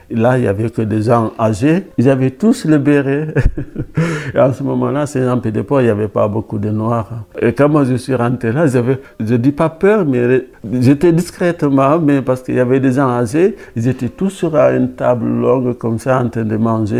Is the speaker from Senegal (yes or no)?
yes; Dakar, Senegal; also born or lived in Paris, France / Pau, France; now in Saint-Jean-Pied-de-Port, France; Je viens de Dakar, même à la capitale. L'endroit qu'on appelle le plateau, c'est à 2 km du palais présidentiel. Je grandis là